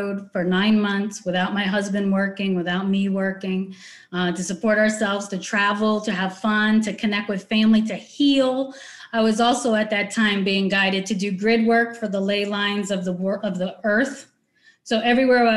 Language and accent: English; New York, United States; moved away; I grew up in New York. My family, we're Italian.